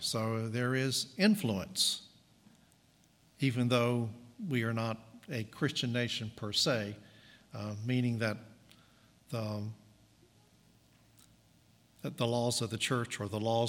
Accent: Southern United States, United States; I was an American, and a Southern American at that.

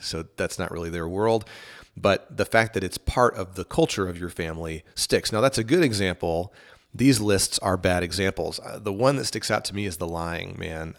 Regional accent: East Texas, United States; I grew up in East Texas

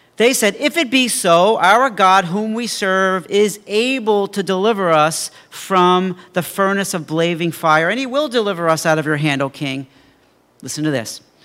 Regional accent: Mineola, New York, United States; I was twelve years old, and I had a paper route in my hometown of Mineola

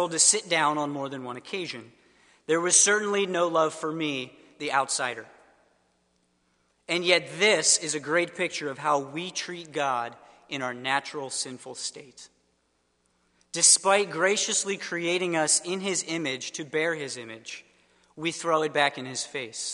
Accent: suburbs of Philadelphia, Pennsylvania, United States; moved away; I am from the suburbs of Philadelphia originally

